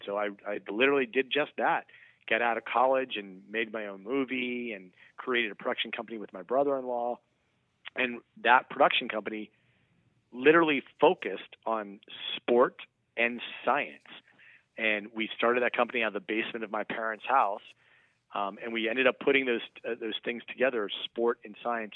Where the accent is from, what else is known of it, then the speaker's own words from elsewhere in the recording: Vienna, Virginia, United States; I was born and raised in Vienna, Virginia